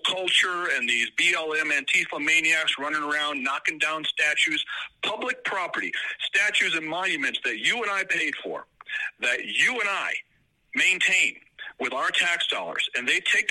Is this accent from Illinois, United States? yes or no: yes; Illinois, United States; also born or lived in California; now in Colorado, United States; I was born in Illinois, educated in California, and now live a wonderful life with a beautiful family in Colorado